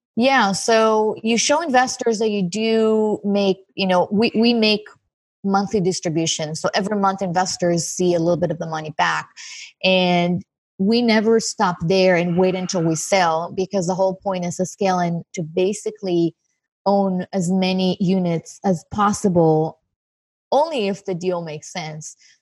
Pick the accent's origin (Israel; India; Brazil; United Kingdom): Israel; moved away as an adult; now in Santa Monica, United States; I'm originally from Israel. I live in Santa Monica right now